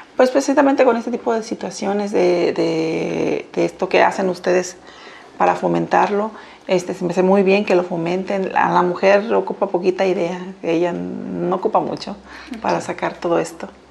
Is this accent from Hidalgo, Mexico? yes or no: no; Colima, Mexico; soy de aquí de Colima